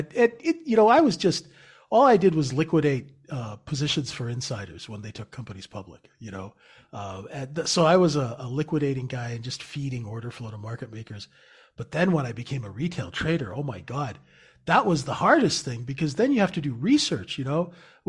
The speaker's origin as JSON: {"language": "English", "country": "Canada", "said": "Cause I'm Canadian."}